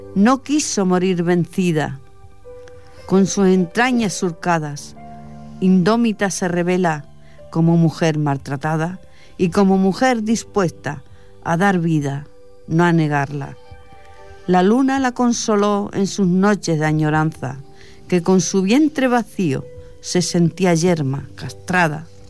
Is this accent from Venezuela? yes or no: no; Fuente del Arco, Extremadura, Spain; moved away; allí de donde yo soy, en Extremadura la Baja, en Fuente del Arco